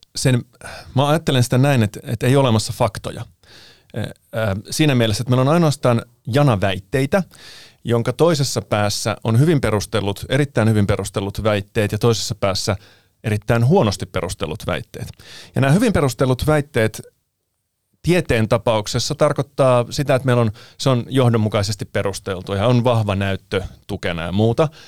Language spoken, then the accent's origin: Finnish; Finland; also born or lived in Italy / Anttola / Mikkeli / Kuopio; mä oon syntynyt Italiassa, mutta muuttanut sitten Suomeen alle vuoden ikäisenä ja asunut täällä aina